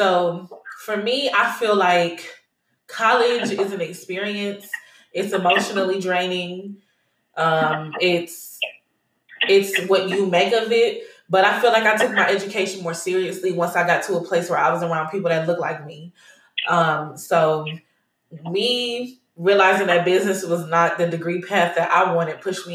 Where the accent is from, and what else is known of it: Las Vegas, Nevada, United States; moved away as an adult; also born or lived in Cleveland, Ohio; now in Houston, United States